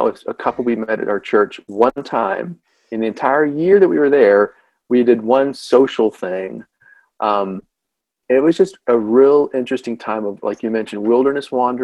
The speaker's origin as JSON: {"language": "English", "town": "Lakeland", "region": "Florida", "country": "United States", "tie": "born or raised there", "also_born_or_lived": "Chattanooga, Tennessee / Hampton Roads, Virginia / Buffalo, New York", "moved": "as an adult", "said": "Lakeland, Florida, where I grew up"}